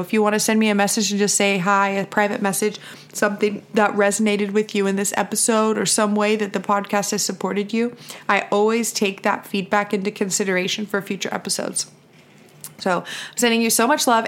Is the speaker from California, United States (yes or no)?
yes; California, United States; I'm from California